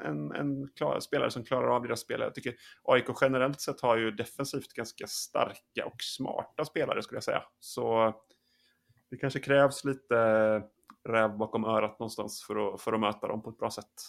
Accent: western Sweden, Sweden; Jag är uppvuxen i Västsverige, längre inåt landet.

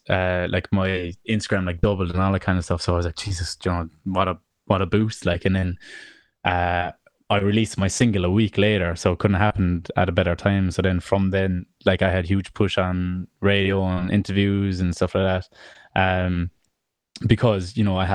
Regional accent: Ireland; they billed me as an Irish singer songwriter, you know.

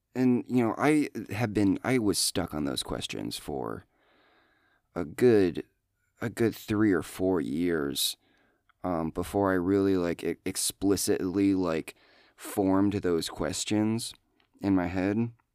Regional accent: Iowa, United States; I'm from Iowa

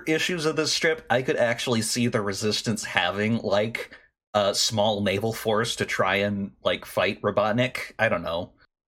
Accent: Washington, United States; That's like a shout out to my home state.

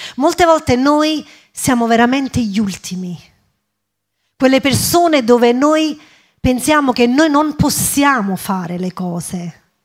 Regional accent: Italy; first language English; Italian is a second language; also born or lived in England; io fino a nove anni ho vissuto in Inghilterra, andavo a scuola in Inghilterra, poi i miei genitori si sono trasferiti in Italia e ho iniziato la scuola qui in Italia

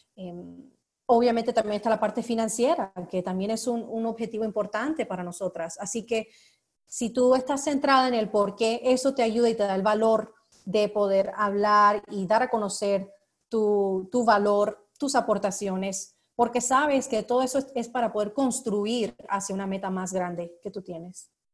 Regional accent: United States; yo soy estadounidense

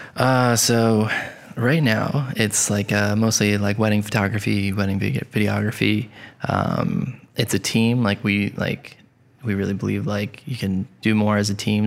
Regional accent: Coventry, Rhode Island, United States; I grew up in Coventry, Rhode Island

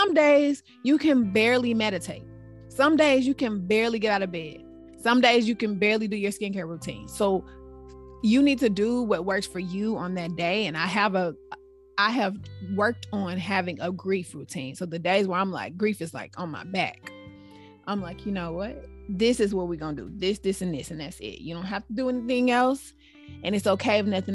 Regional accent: Arkansas, United States; moved away as an adult; now in Washington, United States; We're all from Arkansas

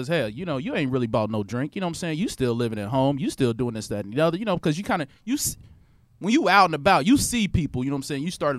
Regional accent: Midwest, United States; now in Houston, United States; Here in Houston, I realized, being from, you know, Midwest

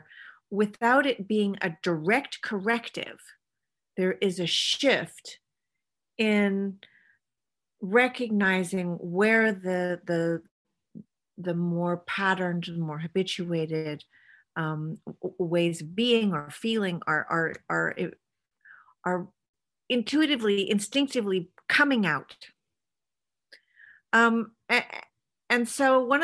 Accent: California, United States; moved away as an adult; now in Sweden; I married a Swedish man, but I'm from California.

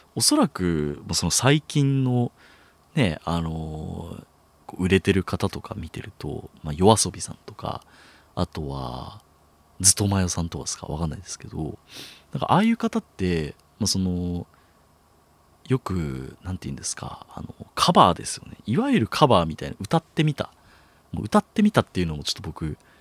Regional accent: Chiba, Japan; moved away as an adult; now in Tokyo, Japan; 僕、千葉県出身

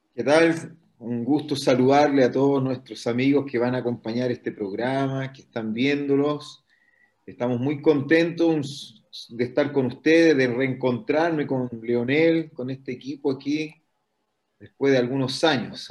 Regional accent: Antofagasta, Chile; also born or lived in Brazil; yo soy nacido en Antofagasta, el año 67

